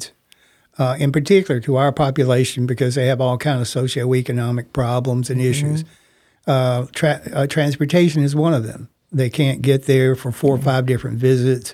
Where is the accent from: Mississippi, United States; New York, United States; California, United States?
Mississippi, United States; moved away as an adult; now in Tacoma, United States; my home state of Mississippi